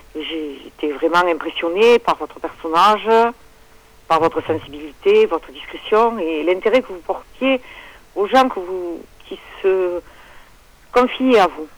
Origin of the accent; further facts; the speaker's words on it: Le Bousquet-d'Orb, Occitania, France; on est dans le Languedoc-Roussillon, dans les Hauts-Cantons, le Bousquet d'Orbe, dans l'Hérault, dans le 34